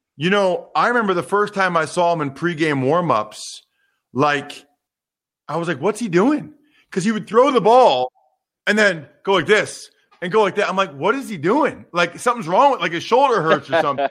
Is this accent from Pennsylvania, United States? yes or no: yes; Wyomissing, Pennsylvania, United States; from my hometown, Wyomissing, Pennsylvania